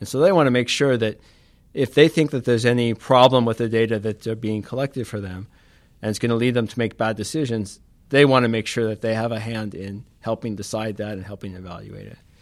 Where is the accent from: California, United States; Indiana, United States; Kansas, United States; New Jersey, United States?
California, United States; Los Angeles; moved away; I grew up in California